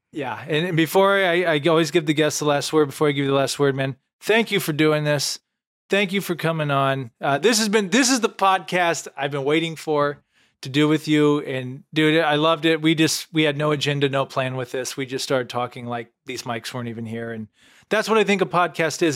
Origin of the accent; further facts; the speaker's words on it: Canton, Illinois, United States; moved away; when I was back home, you know, Lewiston, Illinois, twenty minutes from my hometown, Canton.